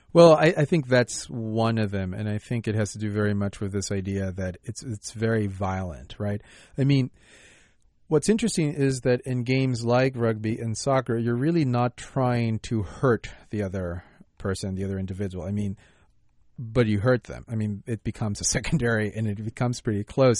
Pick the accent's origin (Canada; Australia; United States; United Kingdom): United States